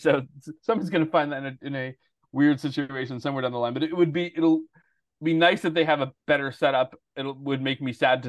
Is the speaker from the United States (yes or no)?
yes; Westborough, Massachusetts, United States; also born or lived in Everett, Massachusetts; I grew up in Westboro. I lived in Everett till I was 10, Westboro through high school.